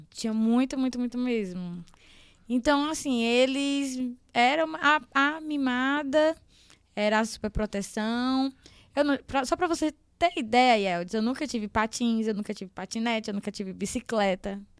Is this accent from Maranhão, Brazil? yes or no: yes; Caxias, Maranhão, Brazil; now in Teresina, Brazil; A minha infância foi toda em Caxias, né?